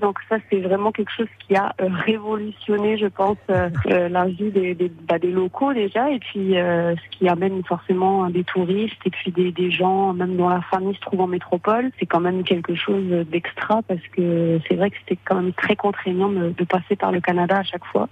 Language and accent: French; St. Pierre & Miquelon; je suis native de Saint-Pierre-et-Miquelon